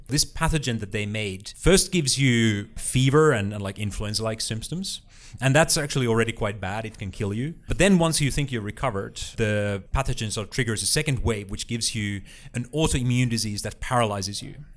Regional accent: Finland; moved away; a local school library in my hometown in, uh, Uliwiecka, uh, a town of about ten thousand people, slightly north of the middle of Finland

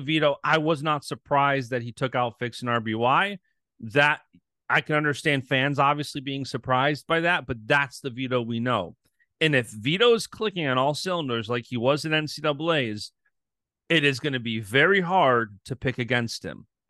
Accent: United States; I'm born and raised in America

